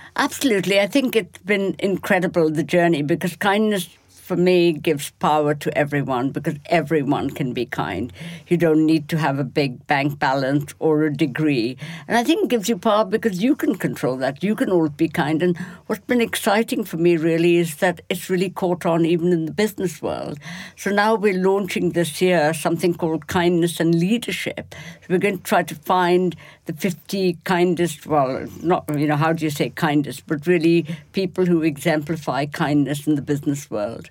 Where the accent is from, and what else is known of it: Kolkata, West Bengal, India; born or raised there; moved away